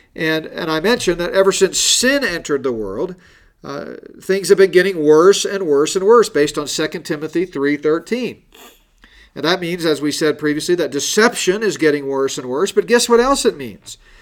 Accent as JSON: {"language": "English", "region": "Colorado", "country": "United States", "said": "Here in Colorado, my home state"}